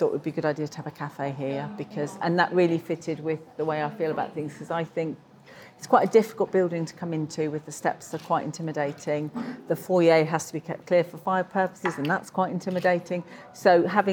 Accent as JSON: {"language": "English", "town": "Darlington", "region": "North East England", "country": "United Kingdom", "moved": "as an adult", "lives_now": "Reading, United Kingdom", "said": "I came from Darlington, which is near south of Newcastle."}